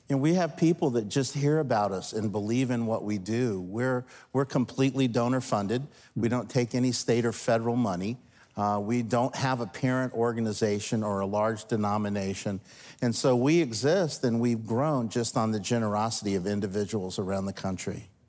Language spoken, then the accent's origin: English; New Orleans, Louisiana, United States; now in Virginia, United States; New Orleans was my hometown